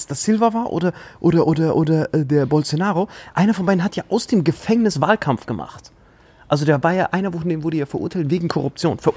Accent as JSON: {"language": "German", "region": "Saarland", "country": "Germany", "said": "Saarländer. Oh, Salui, beste die letzten Mann."}